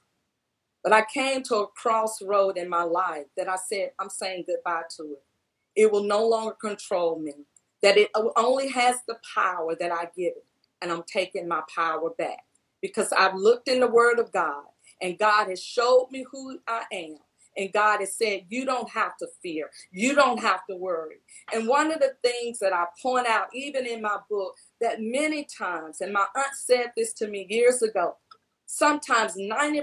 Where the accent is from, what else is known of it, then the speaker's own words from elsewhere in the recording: Batesville, Mississippi, United States; now in Tennessee, United States; I'm from Batesville, Mississippi